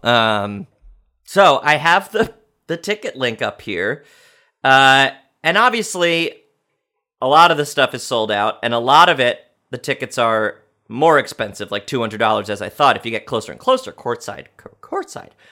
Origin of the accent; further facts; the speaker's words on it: New York, United States; I'm a New Yorker